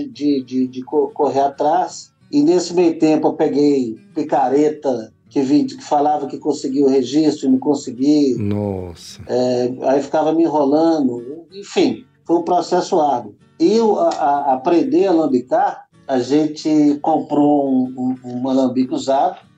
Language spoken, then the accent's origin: Portuguese; Belo Horizonte, Minas Gerais, Brazil; moved away as an adult; now in Brasília, Brazil; Nascido e criado em Belzonte. E é isso. Então, assim, a, a, sempre com um contato muito próximo rural. Tem 18 anos que eu vim aqui morar em Brasília